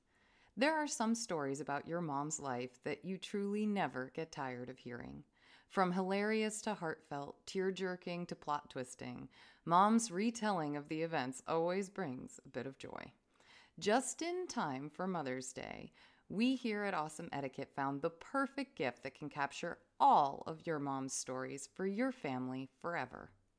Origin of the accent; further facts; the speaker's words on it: Vermont, United States; I'm not from here. I'm from Vermont.